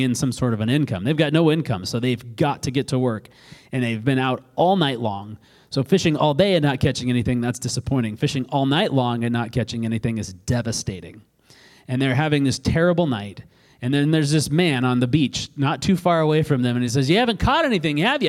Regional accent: Alaska, United States; I grew up in Alaska and I grew up on a river and I grew up with a fishing pole in my mouth

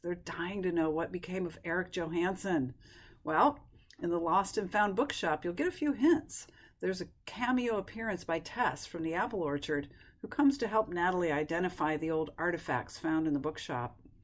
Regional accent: upstate New York, United States; my childhood memories are tied up with my hometown library in upstate New York

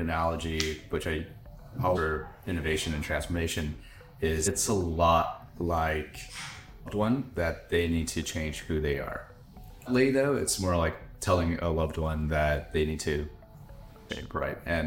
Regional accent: United States; I'm American

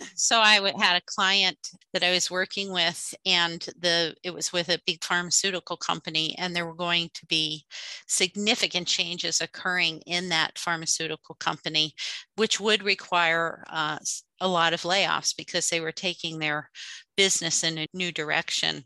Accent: outside the Philadelphia area, Pennsylvania, United States; I grew up outside the Philadelphia area.

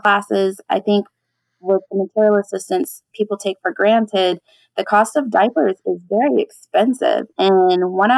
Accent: San Antonio, Texas, United States; I've been here all my life

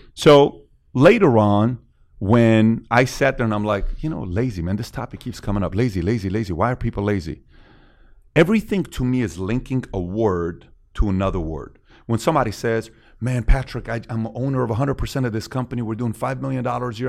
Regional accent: Iran; also born or lived in Woodland Hills, California / Glendale, California; now in United States; I'm from Iran

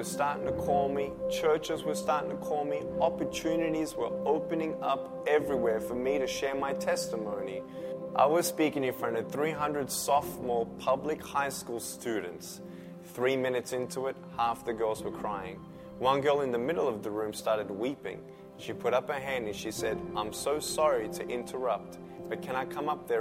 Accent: Melbourne, Victoria, Australia; I was born in Melbourne, Australia

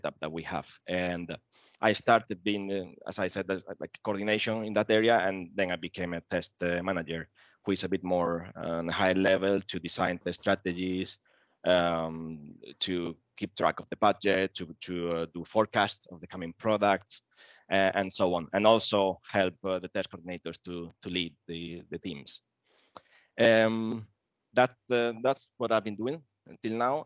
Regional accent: Spain; moved away as an adult; now in Sweden; I'm actually from Spain

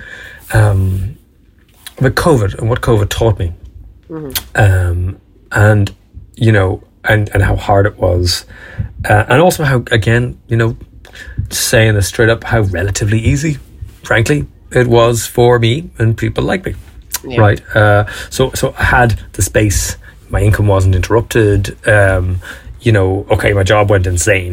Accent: Dublin, Leinster, Ireland; I'm even from Dublin, by the way. I mean, come on. This fucker's from South County Dublin.

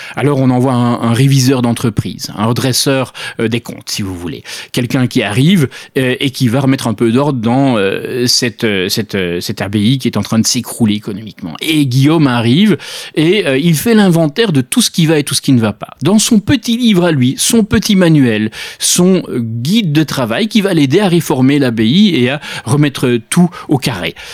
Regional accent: Belgium; je suis belge.

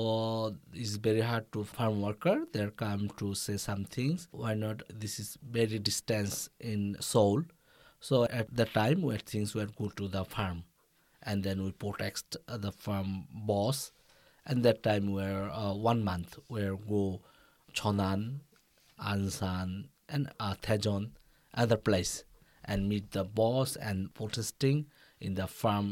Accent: Bangladesh; English is a second language; moved away as an adult; now in South Korea; from Bangladesh

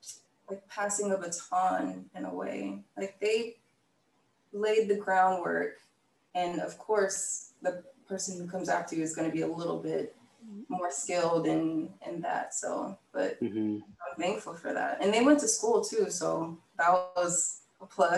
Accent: Tampa, Florida, United States; now in Los Angeles, United States; I'm from Tampa, Florida

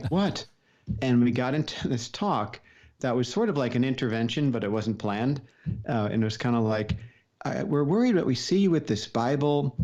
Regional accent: Paramus, New Jersey, United States; I grew up in Paramus, New Jersey, suburb of New York City, very close

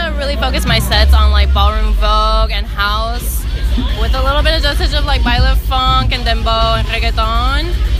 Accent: Orlando, Florida, United States; now in Atlanta, United States; I'm from Orlando, so I grew up around a lot of, like, house, dance, and, like, club and bass music

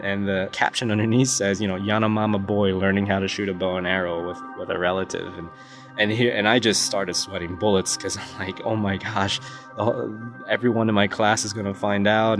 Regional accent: United States; I grew up in America

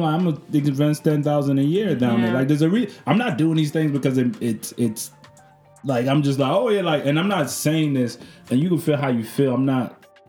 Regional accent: Canada; It doesn't matter. I'm Canadian.

